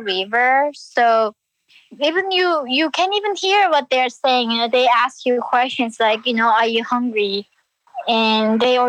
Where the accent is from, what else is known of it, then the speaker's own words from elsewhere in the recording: Hyesan, Ryanggang, North Korea; moved away; I was born in Haesan, North Korea.